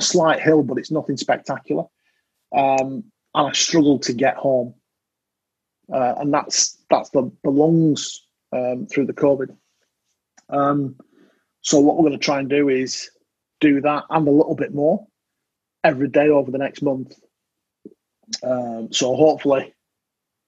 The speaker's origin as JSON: {"language": "English", "country": "United Kingdom", "said": "I'm British"}